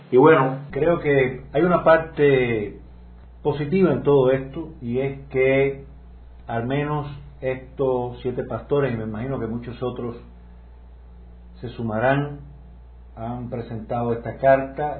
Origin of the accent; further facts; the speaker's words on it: Cuba; lo que en Cuba llamamos